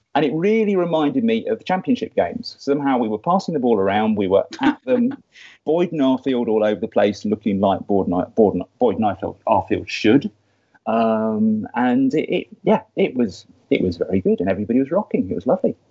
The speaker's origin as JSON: {"language": "English", "area": "Somerset Levels", "region": "South West England", "country": "United Kingdom", "tie": "born or raised there", "also_born_or_lived": "Dorset", "said": "a boy growing up in the Somerset Levels in the 1970s"}